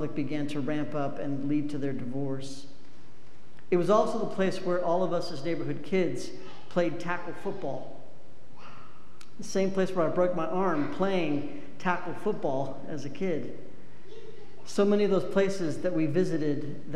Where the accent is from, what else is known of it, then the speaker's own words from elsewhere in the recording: Cheyenne, Wyoming, United States; moved away; also born or lived in Laramie, Wyoming; I was raised in Laramie and Cheyenne, Wyoming.